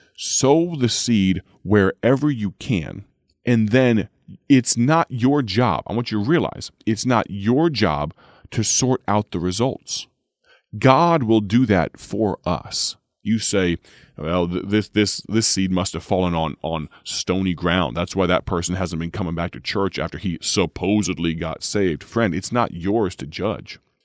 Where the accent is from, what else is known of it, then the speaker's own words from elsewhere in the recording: United States; I'm telling that account from the, uh, from the perspective of an American